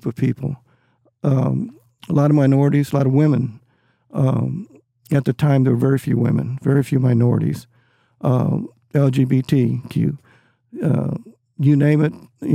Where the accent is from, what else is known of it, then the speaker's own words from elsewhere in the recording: San Antonio, Texas, United States; now in Austin, United States; San Antonio, I'm from San Antonio